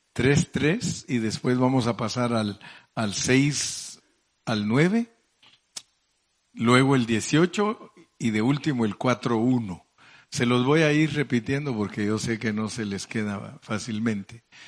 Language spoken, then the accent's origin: Spanish; Mexico; hablando en buen mexicano